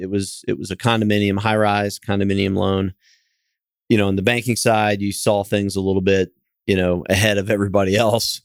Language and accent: English; Kansas City, Missouri, United States; moved away; also born or lived in Fort Lauderdale, Florida; I'm from Kansas City, and, uh, originally went to school at University of Missouri and, and moved back to Kansas City.